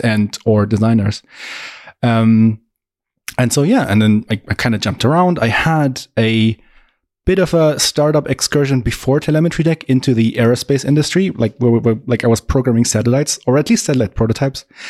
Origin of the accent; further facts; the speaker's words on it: Augsburg, Bavaria, Germany; I am also from Augsburg, Germany, tiny town in the very south